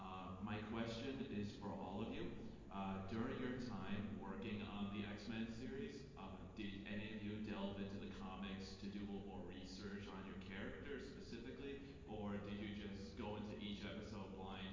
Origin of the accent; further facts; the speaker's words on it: Chicago, Illinois, United States; I'm from Chicago.